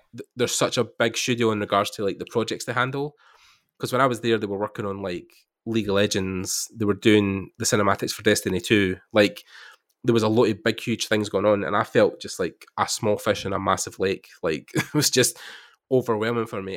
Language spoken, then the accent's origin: English; Scotland, United Kingdom; I'm from there, I'm from Scotland